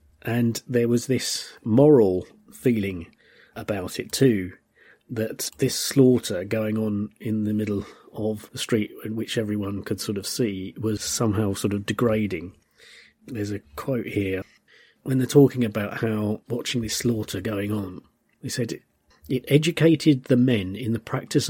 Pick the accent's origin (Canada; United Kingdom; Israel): United Kingdom; As a British person, we were always at war with France, and so they were kind of our nearest and dearest enemies.